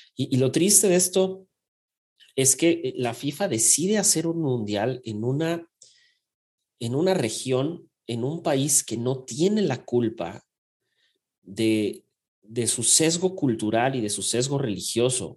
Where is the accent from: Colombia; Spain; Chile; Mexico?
Mexico; como mexicano